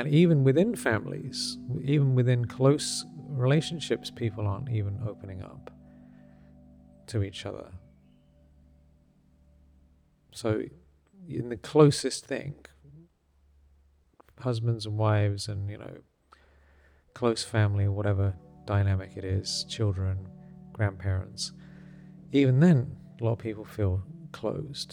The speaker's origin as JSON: {"language": "English", "region": "England", "country": "United Kingdom", "tie": "born or raised there", "said": "When I was growing up in England"}